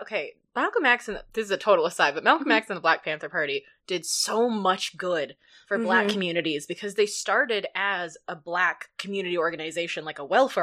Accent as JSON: {"language": "English", "country": "Canada", "also_born_or_lived": "United States", "said": "I am Canadian."}